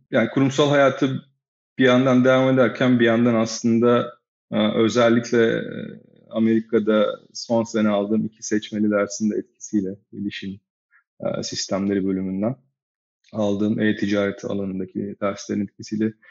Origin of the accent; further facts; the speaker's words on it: İzmir, Turkey; İzmir doğumluyum. 1980 yılında doğdum. Sonrasında ilk orta lise eğitimi İzmir'de tamamladım.